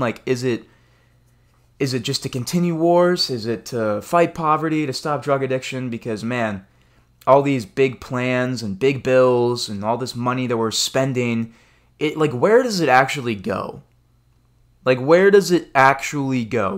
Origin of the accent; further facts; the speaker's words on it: United States; as an American citizen